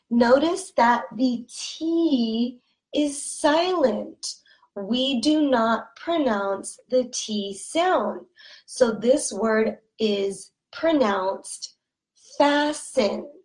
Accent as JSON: {"language": "English", "region": "California", "country": "United States", "accent": "Californian", "said": "pronouncing these words with an accent from California. Okay? And that's good. It's good for you because my accent is very neutral, meaning that everyone can understand my accent."}